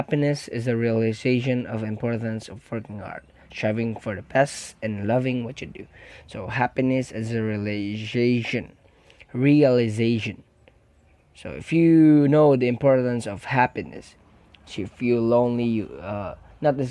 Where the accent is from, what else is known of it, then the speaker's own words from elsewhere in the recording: Philippines; I am a Filipino. Filipinos are caring people.